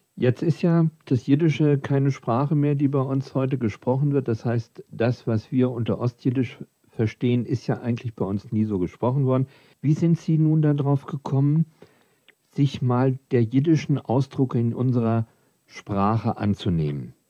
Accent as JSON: {"language": "German", "town": "Frankfurt", "region": "Hesse", "country": "Germany", "said": "Wir Frankfurter"}